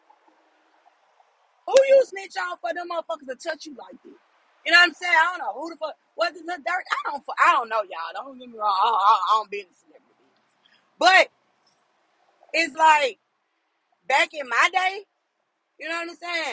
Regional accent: Memphis, Tennessee, United States; I'm from Memphis

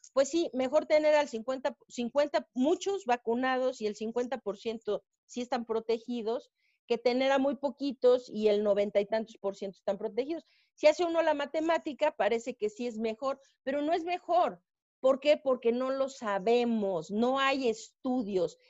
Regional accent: Mexico; nuestro país, en México

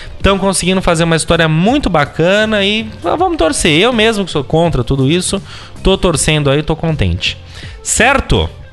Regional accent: São Paulo, Brazil; nós, como paulistanos

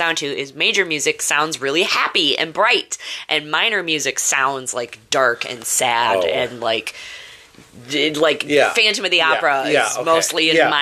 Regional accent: Madison area, Wisconsin, United States; I'm from the Madison area, we had 99.9 WJBL. That was the radio station. It was all country. I did a commercial on it. When I was a child

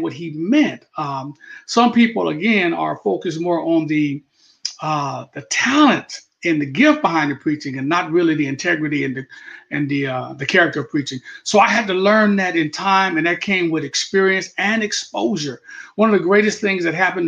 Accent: Tucson, Arizona, United States; moved away as an adult; also born or lived in Colorado Springs, Colorado; now in Lawton, United States; I'm from Tucson, Arizona, and grew up there

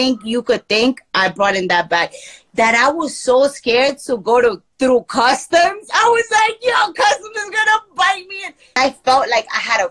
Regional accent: Medellín, Antioquia, Colombia; moved away; I'm in Medellin right now. I'm in my hometown. Like, this is where I was born.

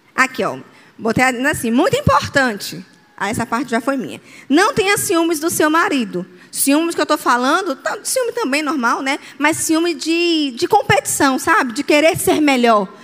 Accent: Aracaju, Sergipe, Brazil; eu sou de Aracaju

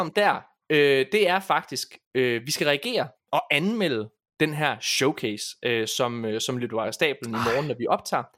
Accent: Ølgod, Southern Denmark, Denmark; det er der, hvor jeg kommer fra.

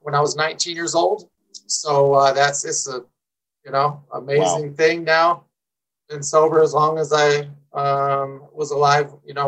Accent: San Diego, California, United States; now in Colorado, United States; I grew up in San Diego, in Southern California

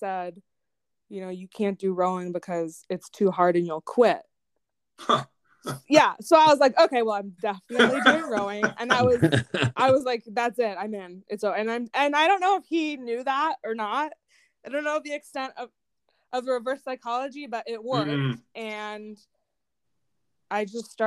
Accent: Winter Park, Florida, United States; I grew up in Florida. I went to Winter Park High School

